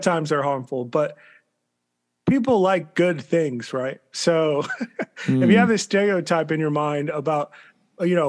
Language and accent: English; United States; growing up outside of D.C.